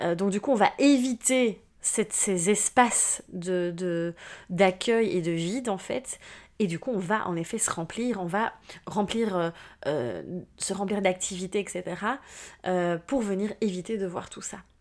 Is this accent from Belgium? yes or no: yes; Belgium; moved away; mon retour en Belgique, hein, mon pays natal finalement, où finalement je reviens dans mes racines